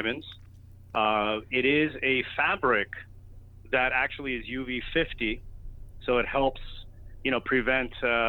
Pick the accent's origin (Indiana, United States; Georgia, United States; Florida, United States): Florida, United States; Miami; moved away as an adult; also born or lived in New York; I used to play a lot of golf when I was living in Miami. When I was born and raised in Miami, so, you know, at an early age I was playing golf.